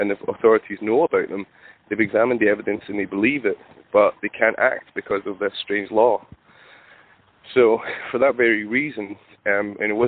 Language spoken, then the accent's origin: English; Scotland, United Kingdom; I'm from Scotland